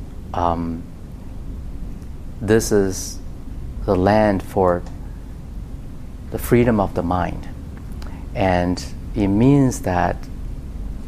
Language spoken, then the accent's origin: English; China; moved away as an adult; also born or lived in Austin, Texas; now in United States; when I grew up in China